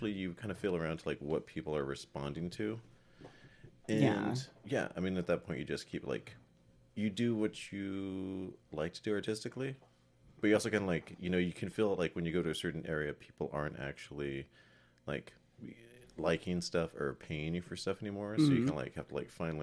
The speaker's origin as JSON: {"language": "English", "town": "Albuquerque", "region": "New Mexico", "country": "United States", "tie": "born or raised there", "moved": "yes", "lives_now": "New York, United States", "said": "I was born and raised in New Mexico, in Albuquerque."}